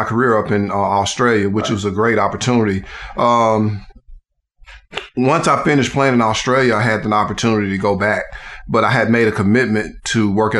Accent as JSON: {"language": "English", "town": "Huntsville", "region": "Alabama", "country": "United States", "tie": "born or raised there", "also_born_or_lived": "Texas", "said": "I'm from Huntsville, grew up in inner city Huntsville, actually in public housing. Went to a couple of inner city schools"}